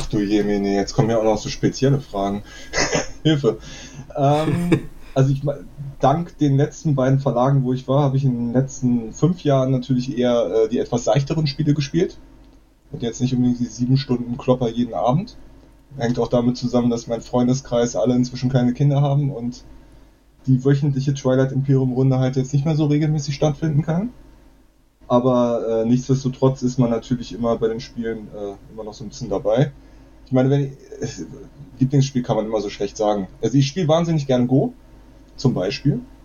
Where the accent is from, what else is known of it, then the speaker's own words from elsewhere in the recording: Berlin, Germany; Ich bin auch aus Berlin ursprünglich